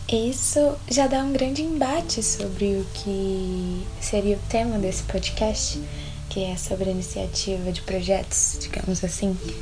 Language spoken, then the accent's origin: Portuguese; Belo Horizonte, Minas Gerais, Brazil; sou de Belo Horizonte